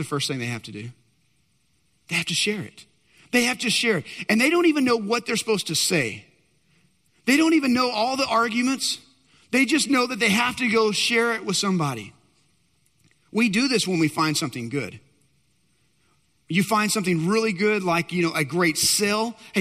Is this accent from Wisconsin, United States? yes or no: no; Texas, United States; I'm a Texan